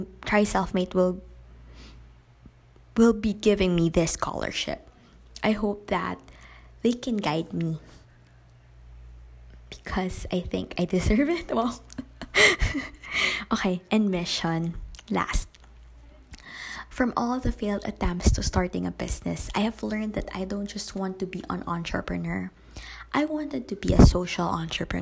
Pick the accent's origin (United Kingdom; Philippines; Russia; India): Philippines; Growing up in the province with lack of quality education